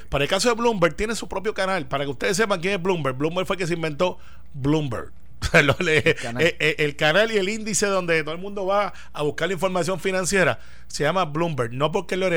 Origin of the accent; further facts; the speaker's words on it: New York, United States; Y soy demócrata, y soy de Nueva York, es un estado importante.